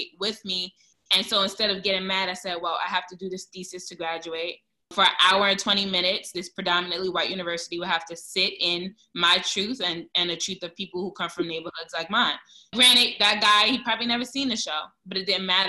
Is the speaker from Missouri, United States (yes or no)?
no; New York City, New York, United States; I'm from Brooklyn. I'm from East New York